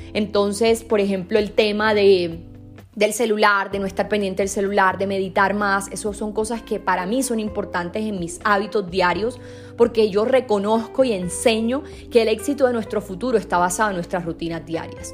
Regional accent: Sincelejo, Sucre, Colombia; Yo soy de Cincelejo, es una ciudad en Colombia, pero es bastante pequeña

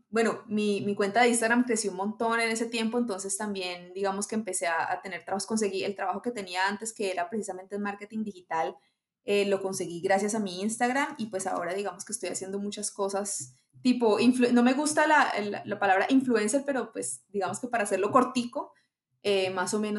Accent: Colombia; Hola a todos. Eh, soy colombiana. Eh, me gusta decir así y no especificar más porque viví en muchas partes en Colombia

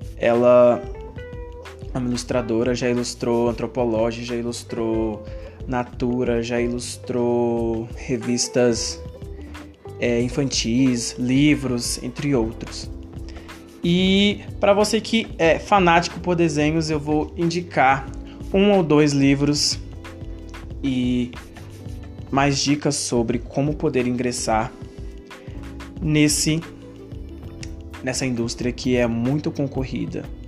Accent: Betim, Minas Gerais, Brazil; eu sou de BH, de Betim

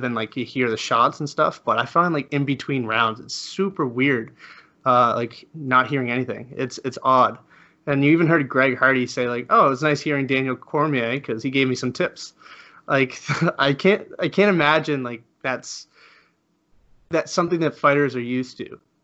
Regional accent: Spain; I'm from Spain

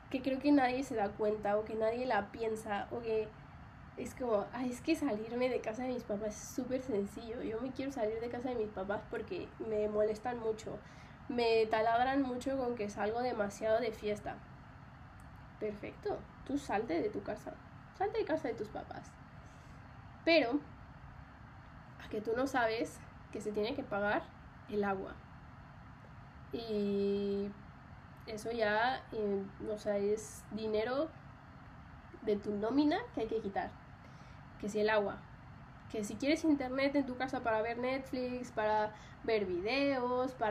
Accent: Mexico; mi acento se modificó. O sea, yo nunca, creo que yo nunca había tenido como un acento muy marcado en México

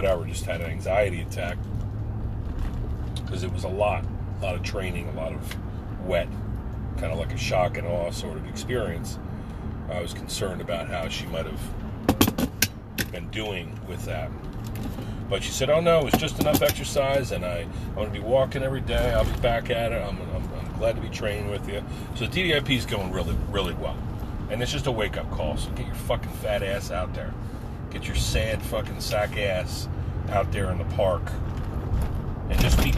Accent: United States; as an American Marine

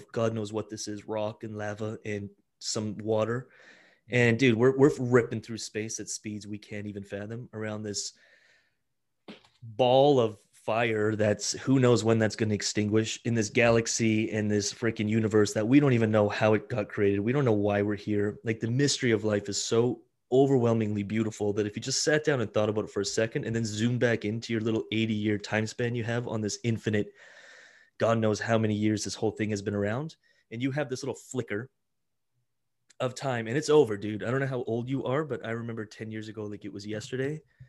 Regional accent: Italy; born there; moved away; My parents immigrated. I was born in Italy, actually, and they immigrated here and we lived in an apartment, lived in a trailer park.

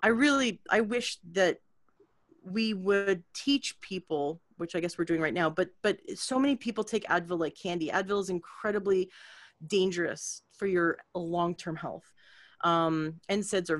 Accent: Canada; now in United States; I was new to the States. I'm from Canada and I live here now for a long time.

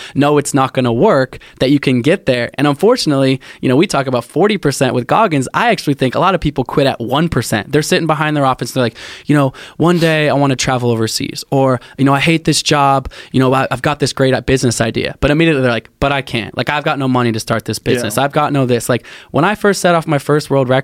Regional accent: Portland, Oregon, United States; So I grew up in Portland, so I grew up like in the outdoors

